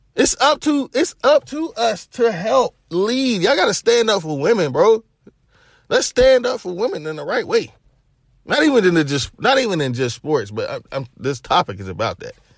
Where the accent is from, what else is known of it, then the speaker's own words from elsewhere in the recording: Knoxville, Tennessee, United States; I'm from Knoxville, Tennessee